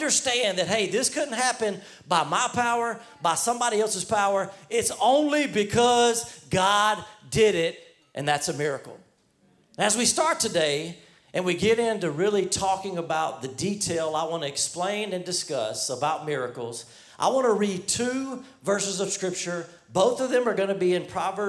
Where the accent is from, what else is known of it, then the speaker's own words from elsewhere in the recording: New York City, New York, United States; moved away; We have people from the NYC because I'm from New York